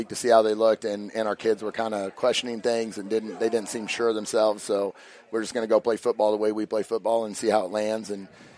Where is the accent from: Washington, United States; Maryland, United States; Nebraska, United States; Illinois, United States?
Nebraska, United States; McCook; now in Hastings, United States; I'm from the McCook area